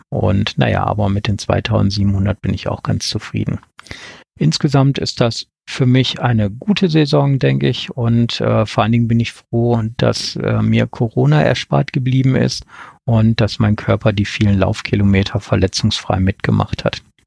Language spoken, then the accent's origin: German; Ruhr area, North Rhine-Westphalia, Germany; now in Wettmar, Germany; Vermutlich hört man mir an, dass ich dort nicht geboren wurde, ursprünglich komme ich aus dem Ruhrgebiet